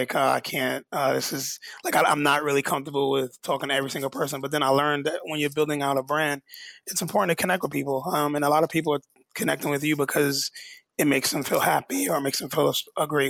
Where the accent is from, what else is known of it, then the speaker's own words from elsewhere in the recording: New York, United States; I'm born and raised in New York